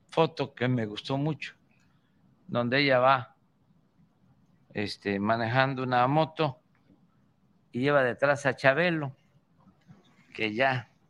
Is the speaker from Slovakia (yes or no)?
no; Tabasco, Mexico; Como todos en Tabasco, o casi todos, tenemos apodo.